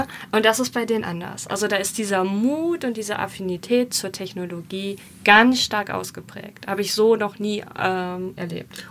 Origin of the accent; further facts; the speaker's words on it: Germany; Wir waren als Deutsche